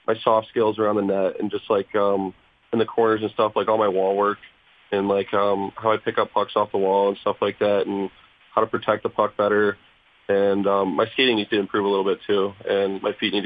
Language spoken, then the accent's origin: English; Detroit area, Southeast Michigan, United States; born or raised there